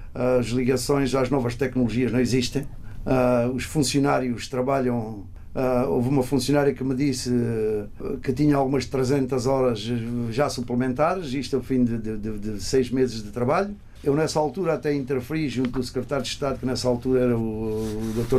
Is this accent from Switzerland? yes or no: no; Portugal; moved away; somos portugueses que longe da nossa terra conseguimos singrar